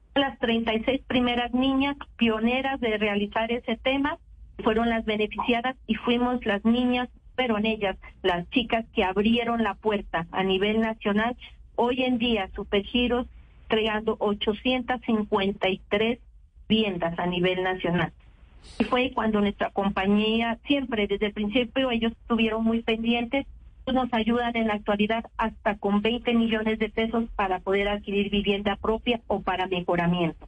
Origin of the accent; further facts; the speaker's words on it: Pasto, Nariño, Colombia; Soy pastusa